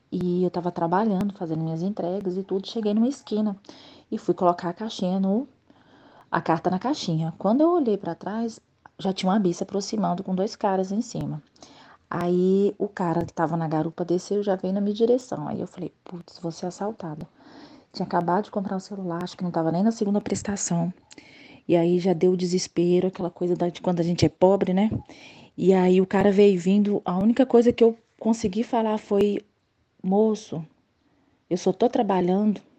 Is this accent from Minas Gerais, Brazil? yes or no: no; Luziânia, Goiás, Brazil; eu sou de Lusiane, Goiás.